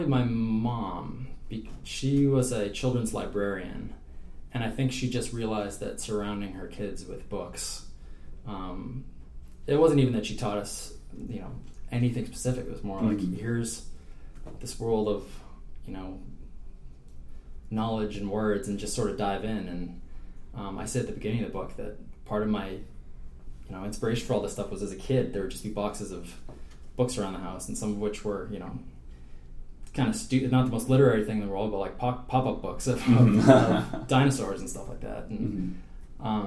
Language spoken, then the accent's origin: English; New England, United States; I grew up in New England where I used to think, oh, it's just all boring granite